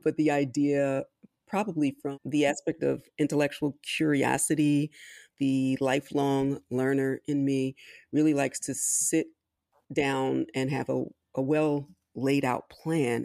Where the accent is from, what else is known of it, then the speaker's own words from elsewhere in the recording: Philadelphia, Pennsylvania, United States; also born or lived in Washington, D.C.; I was technically born in D C, but I grew up in Philadelphia, Pennsylvania